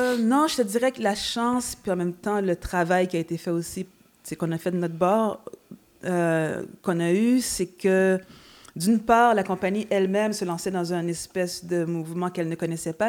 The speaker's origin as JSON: {"language": "French", "town": "Montreal", "region": "Quebec", "country": "Canada", "said": "étant montréalaise"}